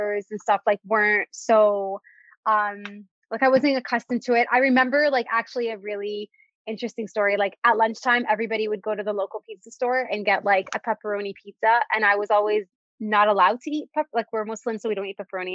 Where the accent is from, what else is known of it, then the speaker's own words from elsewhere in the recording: Canada; also born or lived in Dubai, United Arab Emirates; So I was born in Dubai and we moved to Canada when I was in grade 3.